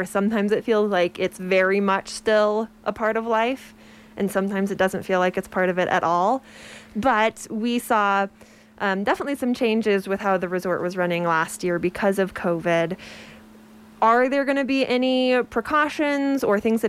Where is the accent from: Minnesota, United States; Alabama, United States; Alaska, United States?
Alaska, United States; moved away; I'm from Alaska